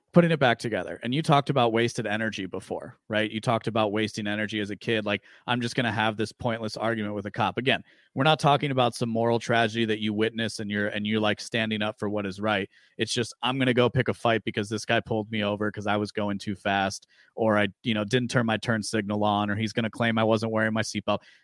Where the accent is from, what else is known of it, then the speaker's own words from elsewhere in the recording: Aurora, Illinois, United States; I grew up in the western suburbs of Chicago